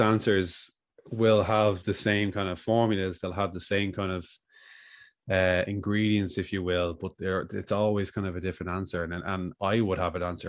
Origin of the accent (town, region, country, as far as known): Ireland